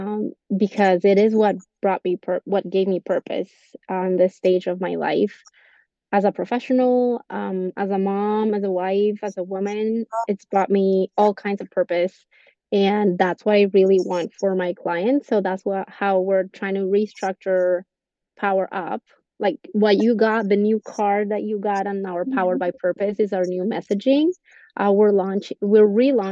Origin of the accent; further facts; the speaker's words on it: Colombia; English is a second language; moved away as an adult; also born or lived in Texas; now in United States; when I went to school back in Colombia, I went in Spanish, and when I got here, I had to relearn every term